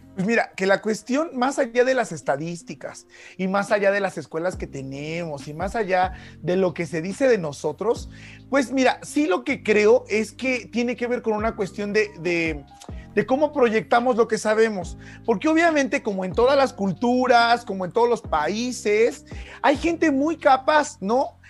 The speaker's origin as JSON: {"language": "Spanish", "country": "Mexico"}